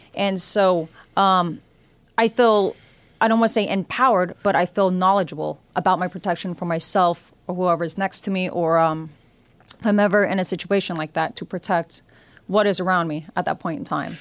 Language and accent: English; Oregon, United States; now in New York City, United States; I come from Oregon